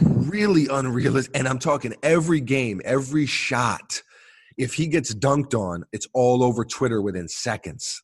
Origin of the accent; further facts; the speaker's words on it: New York City, New York, United States; growing up in New York City, we're always on the train